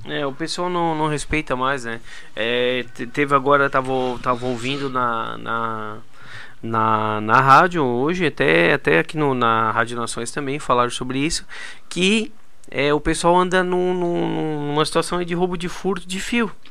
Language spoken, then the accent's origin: Portuguese; Turvo, Brazil; lá na minha cidade, no Turvo, que é a minha cidade natal